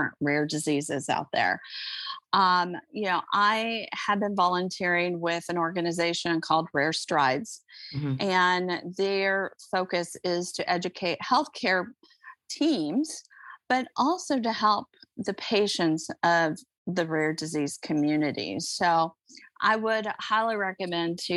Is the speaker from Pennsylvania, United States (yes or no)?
no; Iowa, United States; born or raised there